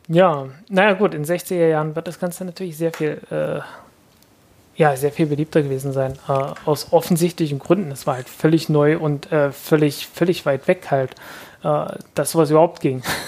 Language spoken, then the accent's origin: German; Zeitz, Saxony-Anhalt, Germany; im Kloster Posa bei Zeitz, meiner Heimatstadt.